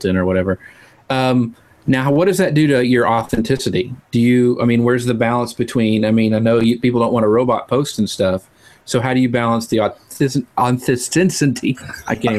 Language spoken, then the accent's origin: English; East Texas, United States; I'm from East Texas and we mangle stuff all the time